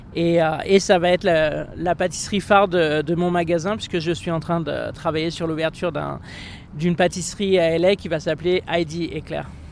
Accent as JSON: {"language": "French", "area": "Champagne", "region": "Grand Est", "country": "France", "tie": "born or raised there", "also_born_or_lived": "Monaco / Annecy / New York", "moved": "as an adult", "lives_now": "Los Angeles, United States", "said": "Je suis né en Champagne."}